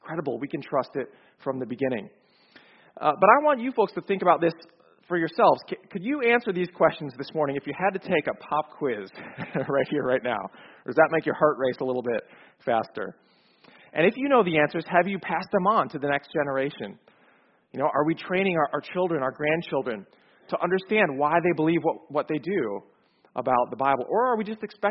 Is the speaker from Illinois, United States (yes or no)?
yes; Chicago, Illinois, United States; moved away as an adult; now in Atlanta, United States; I grew up in Chicago, so not so far from here, but I moved to Atlanta 5 years ago